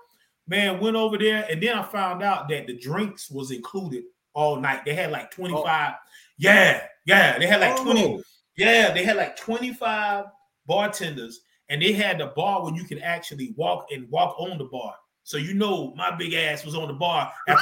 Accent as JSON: {"language": "English", "region": "North Carolina", "country": "United States", "moved": "yes", "said": "I'm from North Carolina originally, North Carolina."}